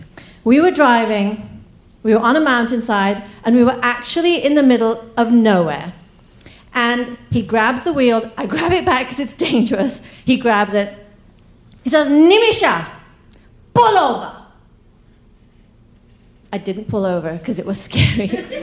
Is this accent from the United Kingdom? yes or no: yes; England, United Kingdom; accent: English; also born or lived in East Africa; now in United States; My family, over the generations, we moved from India to East Africa, where I was born, then to England, where I got my accent, and then to America, where, you know, I'm here. And that means that I grew up with a version of Indian culture that is 100 years old.